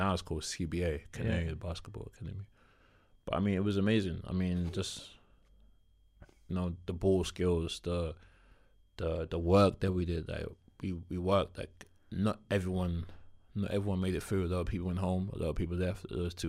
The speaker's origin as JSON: {"language": "English", "region": "South East England", "country": "United Kingdom", "said": "And we're both from Kent."}